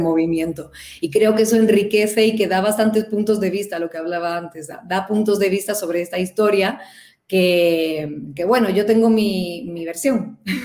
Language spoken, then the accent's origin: Spanish; Cádiz, Andalusia, Spain; moved away as an adult; now in Mexico; soy de Cádiz